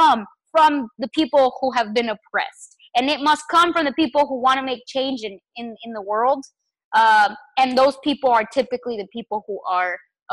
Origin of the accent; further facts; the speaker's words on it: New Mexico, United States; also born or lived in Chihuahua, Mexico; I was so fortunate to grow up in New Mexico